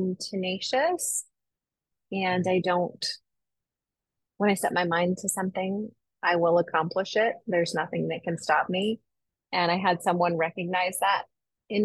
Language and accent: English; Los Angeles, California, United States; now in Orange County, United States; I grew up in Southern California. I'm born and raised. I was born in Los Angeles and spent the first half of my life there and then moved to Orange County where I live